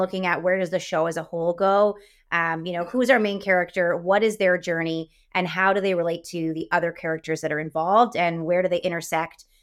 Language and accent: English; Windsor, Ontario, Canada; I grew up in Windsor, so we're right across from Detroit.